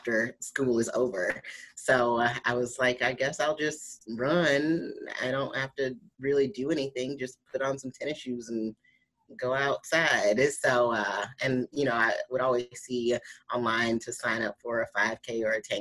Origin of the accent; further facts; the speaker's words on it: St. Louis, Missouri, United States; I did the St. Louis Pro, which was in my hometown